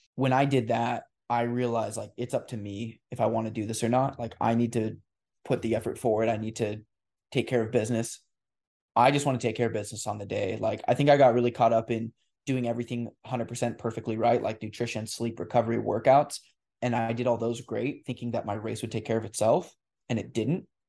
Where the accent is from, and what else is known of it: La Grande, Oregon, United States; born or raised there